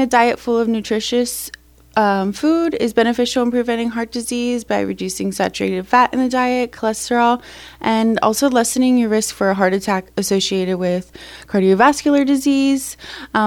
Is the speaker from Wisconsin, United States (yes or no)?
no; Pennsylvania, United States; I'm from Pennsylvania. I'm a Penn State grad.